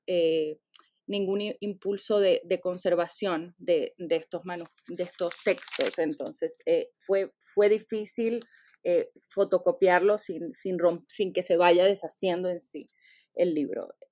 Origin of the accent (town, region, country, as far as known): Venezuela; born or raised there; now in United States